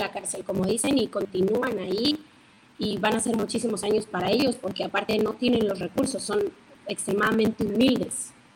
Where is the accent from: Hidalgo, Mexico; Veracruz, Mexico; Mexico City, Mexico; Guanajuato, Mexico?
Veracruz, Mexico; yo soy oriunda de Veracruz, del estado de Veracruz